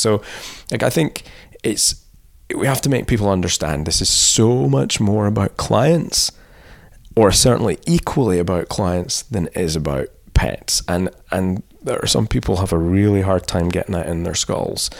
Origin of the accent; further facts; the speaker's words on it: Scotland, United Kingdom; moved away as an adult; also born or lived in England; I'm Scottish